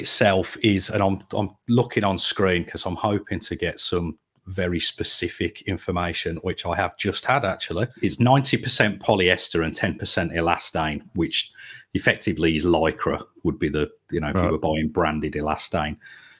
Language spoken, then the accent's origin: English; Birmingham, West Midlands, United Kingdom; So I am obviously a Brummie and a Villa supporter.